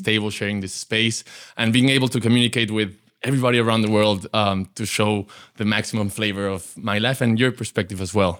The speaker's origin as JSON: {"language": "English", "country": "Mexico", "tie": "born or raised there", "said": "my grandparents and parents and myself were born in Mexico into a very big Jewish community"}